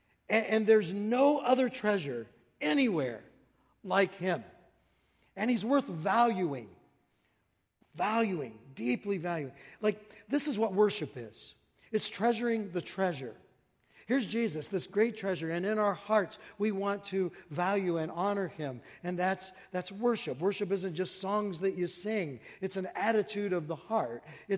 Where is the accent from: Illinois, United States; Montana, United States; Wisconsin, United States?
Wisconsin, United States; Hayward; You know, I came from Hayward, Wisconsin, way up in the frozen tundra amongst God's frozen chosen, way up there. And I came down here south